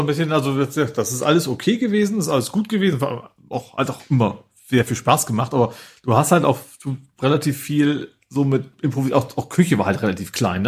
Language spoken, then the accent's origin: German; near Lake Dümmer, Lower Saxony, Germany; Dümmer kenne ich quasi, weil der ist, wie gesagt, keine 20 Kilometer von meinem Heimatort entfernt